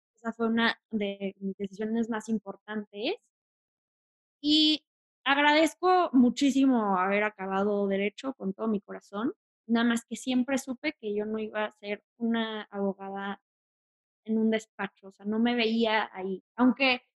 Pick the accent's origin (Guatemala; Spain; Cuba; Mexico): Mexico; Mexico City; also born or lived in Tijuana; soy de Tijuana, pero me vine aquí a Ciudad de México, entonces se puede decir que soy más de acá desde como los tres años